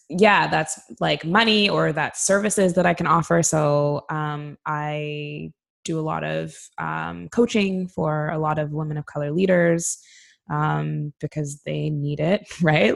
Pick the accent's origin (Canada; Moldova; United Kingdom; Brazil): Canada; moved away as an adult; now in Sweden; as a Canadian